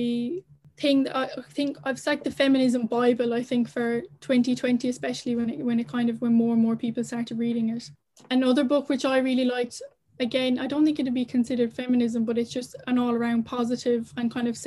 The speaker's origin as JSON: {"language": "English", "country": "Ireland", "said": "as Irish people"}